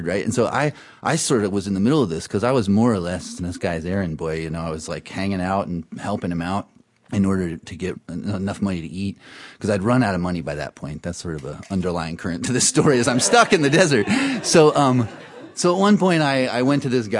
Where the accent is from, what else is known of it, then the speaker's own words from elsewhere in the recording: North Carolina, United States; moved away as an adult; I grew up in North Carolina